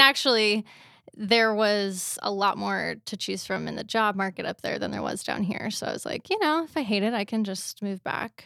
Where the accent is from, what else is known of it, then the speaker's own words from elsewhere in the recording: North Richland Hills, Washington, United States; also born or lived in New Mexico / Spokane / Anchorage, Alaska; grew up here